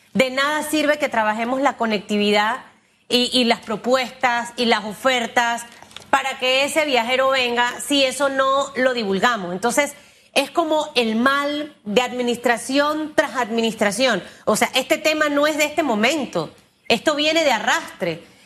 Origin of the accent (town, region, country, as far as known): Panama